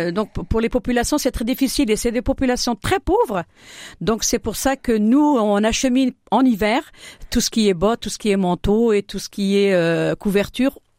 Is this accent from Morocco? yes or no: yes; Fès-Meknès, Morocco; now in Châlons-en-Champagne, France; association porte le nom de Bouiblane puisque cette montagne-là, je suis née au pied de, cette montagne. Je suis originaire de Bouiblane.